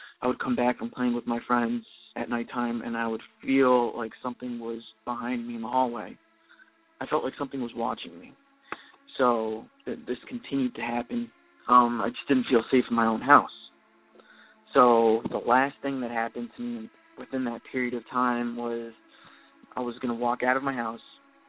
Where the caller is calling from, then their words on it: Redondo Beach, California, United States; also born or lived in Chile; I'm calling from Redondo Beach, California.